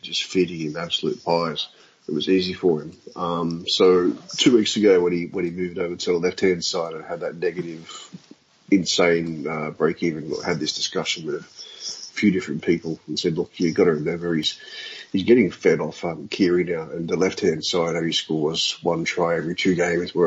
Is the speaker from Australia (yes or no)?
yes; Sydney, New South Wales, Australia; I grew up in Western Sydney